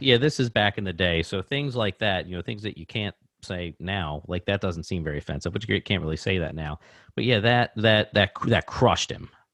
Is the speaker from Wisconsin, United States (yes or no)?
no; Baltimore, Maryland, United States; I grew up in Parkville, just, uh, you know, it's in, eh, Baltimore, basically, Baltimore City